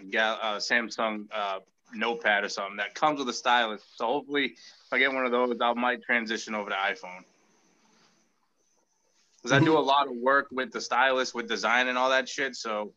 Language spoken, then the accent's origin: English; Massachusetts, United States; moved away; I'm from Massachusetts.